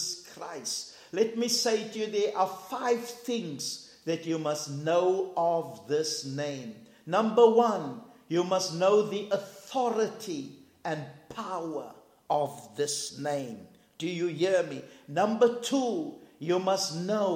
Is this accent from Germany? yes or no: no; South Africa; we're from South Africa